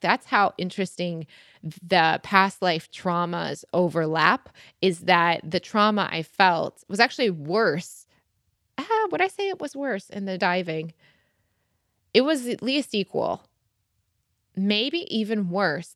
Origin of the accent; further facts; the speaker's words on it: Michigan, United States; now in London, United Kingdom; I grew up on boats in Michigan